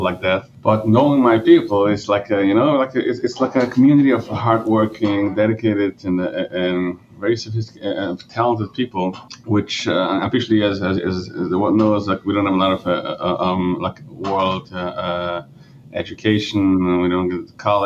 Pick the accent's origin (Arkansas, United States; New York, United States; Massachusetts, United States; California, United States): New York, United States; Monroe; first language Yiddish; English is a second language; So I grew up in upstate New York. I mean, it's in a Jewish community. It's actually in Monroe